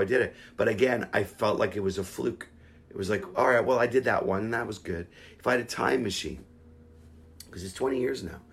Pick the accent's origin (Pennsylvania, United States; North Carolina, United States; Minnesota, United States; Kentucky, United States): Pennsylvania, United States; Pittsburgh; I grew up in Pittsburgh